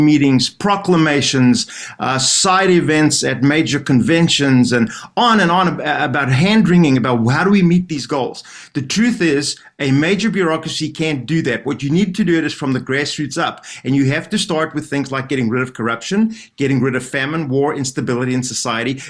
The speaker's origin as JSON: {"language": "English", "country": "South Africa", "said": "I'm from South Africa."}